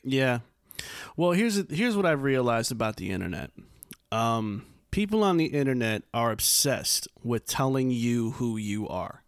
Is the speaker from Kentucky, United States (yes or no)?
no; New York, United States; moved away; as a New Yorker myself